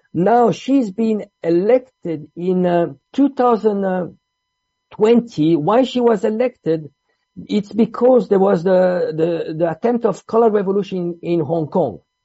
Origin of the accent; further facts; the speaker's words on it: Switzerland; also born or lived in Italy; I'm Italian. I grew up in Switzerland.